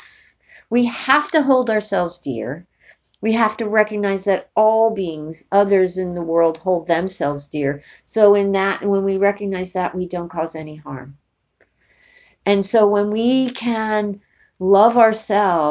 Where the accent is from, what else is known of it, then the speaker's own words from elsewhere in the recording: New York, United States; I'm from New York